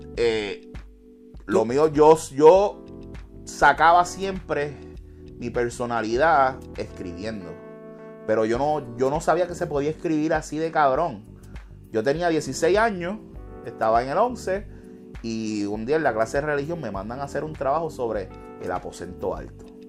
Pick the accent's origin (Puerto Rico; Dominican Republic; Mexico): Puerto Rico; Hatillo; moved away as an adult; also born or lived in Camuy, Puerto Rico; yo me crié en Pajuil y en el clan de Atillo